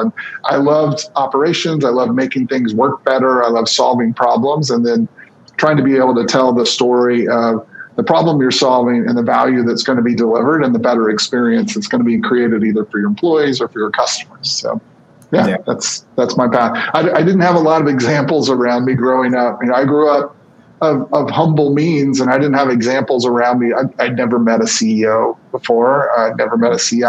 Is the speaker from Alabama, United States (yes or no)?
yes; Birmingham, Alabama, United States; moved away as an adult; also born or lived in Pensacola, Florida / San Francisco / Atlanta; I grew up in the southeast of the United States. I grew up in Birmingham, Alabama, and Pensacola, Florida